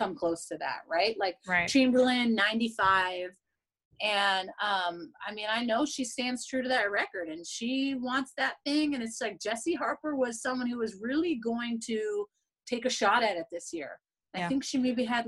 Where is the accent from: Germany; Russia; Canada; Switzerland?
Canada; I'm still Canadian